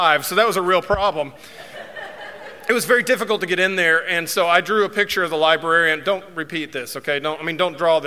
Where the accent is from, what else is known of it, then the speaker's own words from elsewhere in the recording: Georgia, United States; when I was growing up in Georgia. So I went to Sprayberry High School